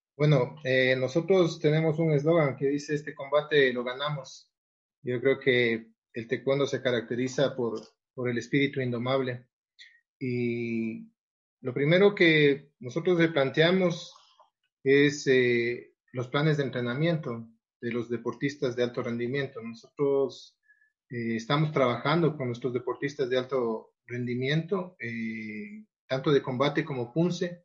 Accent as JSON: {"language": "Spanish", "country": "Ecuador", "said": "nosotros como Federación Ecuatoriana"}